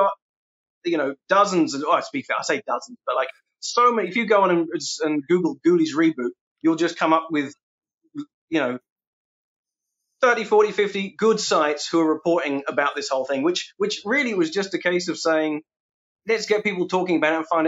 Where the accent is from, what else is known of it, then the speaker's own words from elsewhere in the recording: England, United Kingdom; I'm a guy from England